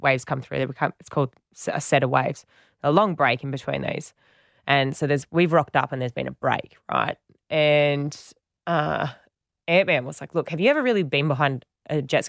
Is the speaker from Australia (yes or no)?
yes; Western Australia, Australia; because I'd done it before growing up in Western Australia.